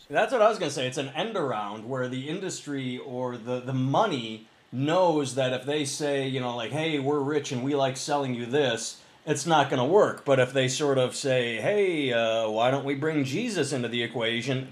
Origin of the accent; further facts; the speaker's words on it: Midwest, United States; moved away as an adult; also born or lived in Boston, Massachusetts; when I was growing up in the Midwest, I had never heard of Columbus Day